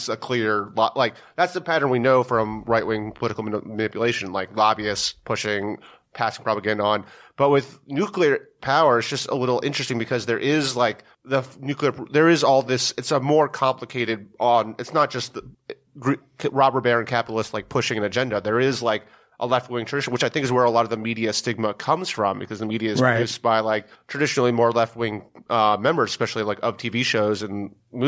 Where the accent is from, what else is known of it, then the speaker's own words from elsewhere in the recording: New York, United States; I grew up in New York